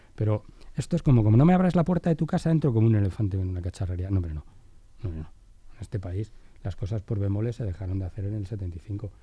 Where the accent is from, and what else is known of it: Spain